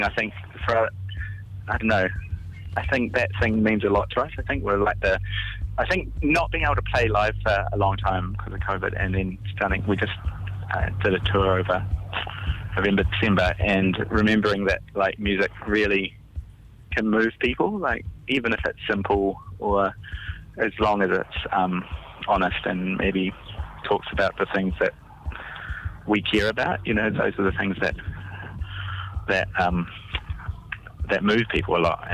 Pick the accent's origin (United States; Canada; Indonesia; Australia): Indonesia; now in New Zealand; I grew up in Indonesia